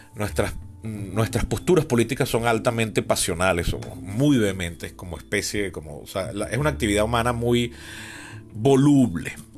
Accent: Venezuela; yo vengo del trauma de la Venezuela chavista

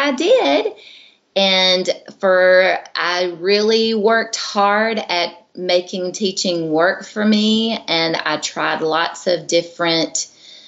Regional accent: Georgia, United States; I'm from Georgia, and I lived pretty much in a rural little community town

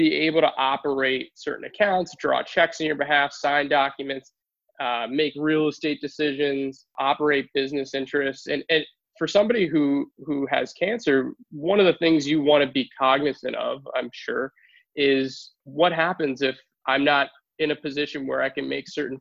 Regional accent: Newtown, Pennsylvania, United States; also born or lived in Philadelphia, Pennsylvania; I made my way back out here to Newtown, to my hometown

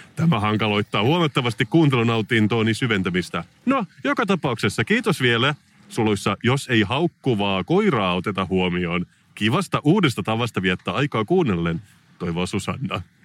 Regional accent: Salo, Southwest Finland, Finland; mä olen siis kotoisin Salosta

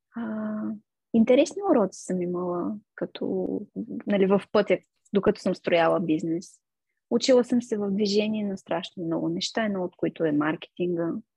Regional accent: Gabrovo, Gabrovo Province, Bulgaria; moved away as an adult; also born or lived in Veliko Tarnovo, Bulgaria; now in London, United Kingdom; аз съм отраснала в Габрово, на 19 години отидох в Търново

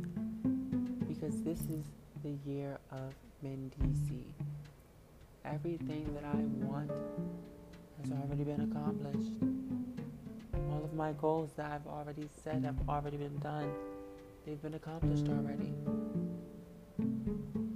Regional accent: United States; me as an American

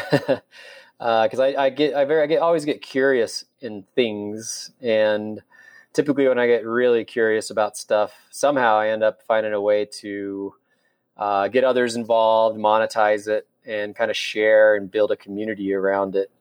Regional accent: Salt Lake City, Utah, United States; I'm born and raised in Salt Lake and I grew up in the avenues.

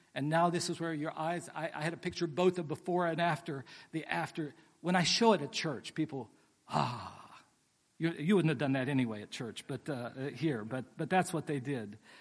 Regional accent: West Virginia, United States; now in Pasadena, United States; I grew up in West Virginia

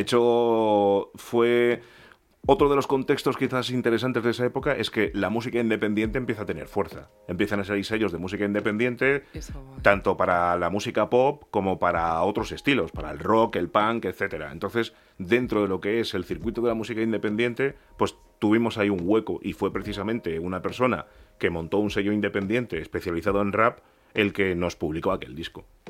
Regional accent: Spain; cuando llegué a España yo tenía dos años y yo soy súper español

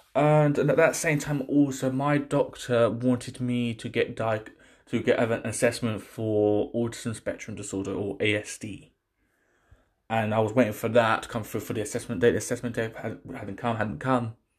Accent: United Kingdom; I'm not from Pakistan. I'm from this country. I was born in this country

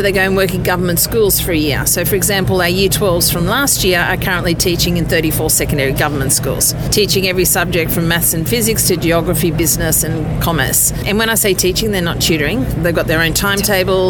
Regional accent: Australia; now in Tanzania; I'm Australian

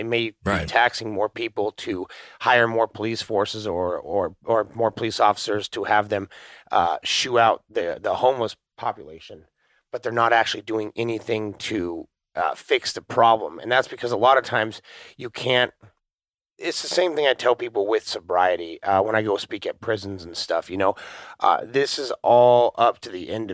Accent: Anchorage, Alaska, United States; moved away; growing up in Anchorage, Alaska

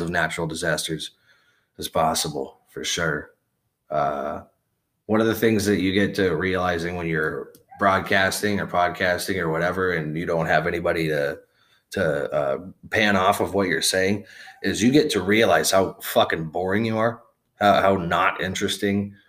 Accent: Wichita, Kansas, United States; also born or lived in Las Vegas, Nevada; This is out of Wichita, Kansas. This is where I was born and raised. I grew up in Vegas

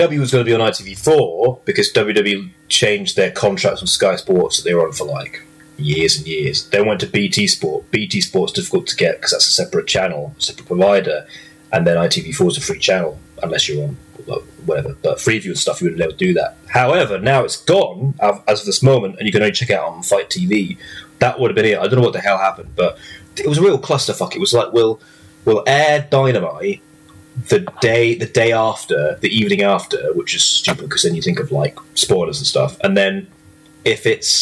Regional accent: Norwich, East of England, United Kingdom; moved away; my hometown, all at Norwich, England. That's where I was born.

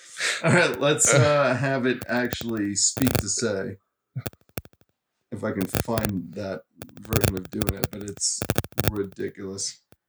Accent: New Jersey, United States; moved away as an adult; now in Arizona, United States; Born here, but I grew up in Jersey, so I've only been back here for like 8 years.

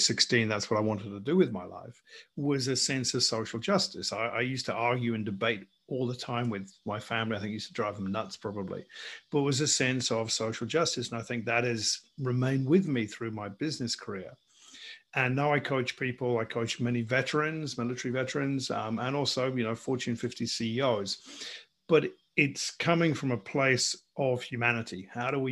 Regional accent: England, United Kingdom; moved away as an adult; now in Australia; So I'm English, as you can probably hear. I'm sitting here in Australia, where I've been for the best part of 20 years.

